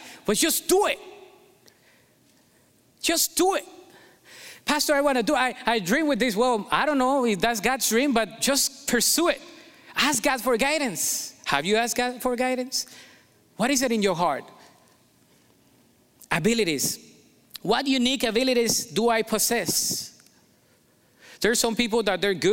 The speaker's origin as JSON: {"language": "English", "country": "Colombia", "tie": "born or raised there", "accent": "Colombian", "second_language": "English", "moved": "yes", "said": "I was born in Colombia"}